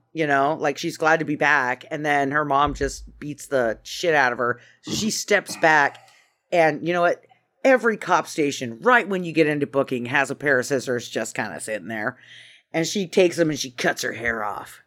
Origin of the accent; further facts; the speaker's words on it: Idaho, United States; I'm from Idaho